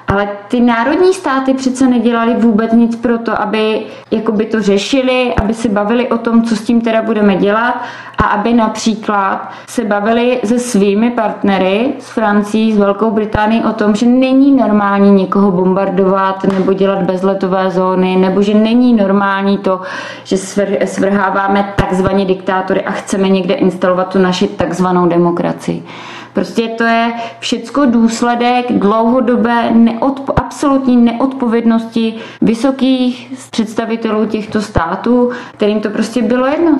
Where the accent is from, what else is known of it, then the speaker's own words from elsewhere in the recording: Czechia; my, jako Češi